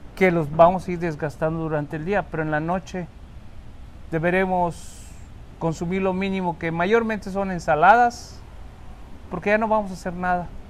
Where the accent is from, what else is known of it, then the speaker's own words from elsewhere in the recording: Cozumel, Quintana Roo, Mexico; los que somos de Cozumel